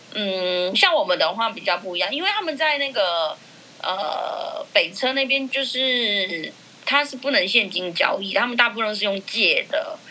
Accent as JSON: {"language": "Chinese", "area": "Burma Street", "region": "New Taipei", "country": "Taiwan", "tie": "born or raised there", "said": "因为我从小在缅甸街上长大"}